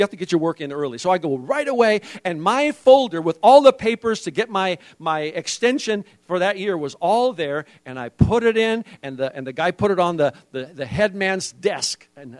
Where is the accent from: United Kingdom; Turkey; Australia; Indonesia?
Indonesia; See, I was raised in Indonesia, and in Indonesia we have some amazing ways. Even as a foreigner, I had to learn that I had to get my immigration papers every year.